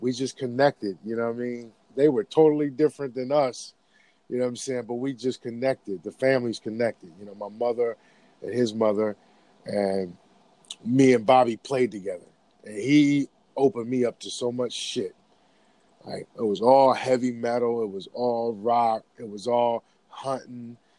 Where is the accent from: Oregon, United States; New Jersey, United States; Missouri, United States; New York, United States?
New Jersey, United States; Camden; also born or lived in Pine Hill, New Jersey; growing up as a kid in Camden, New Jersey. I moved to Pine Hill